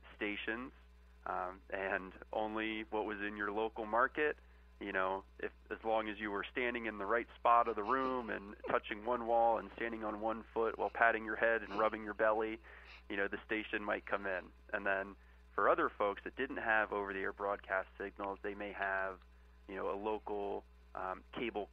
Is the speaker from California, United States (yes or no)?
no; Annapolis, Maryland, United States; moved away as an adult; now in Washington, D.C., United States; I'm originally from Annapolis, Maryland